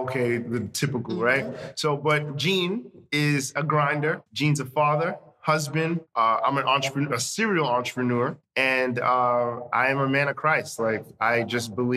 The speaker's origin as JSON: {"language": "English", "town": "Deer Park", "region": "New York", "country": "United States", "tie": "born or raised there", "also_born_or_lived": "Haiti / Flatbush, Brooklyn", "said": "Then we moved to Deer Park, Long Island"}